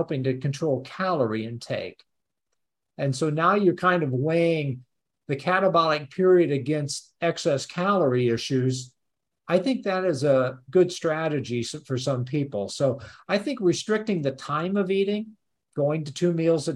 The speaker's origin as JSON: {"language": "English", "town": "Peoria", "region": "Illinois", "country": "United States", "tie": "born or raised there", "also_born_or_lived": "Champaign, Illinois", "said": "I grew up over around Peoria"}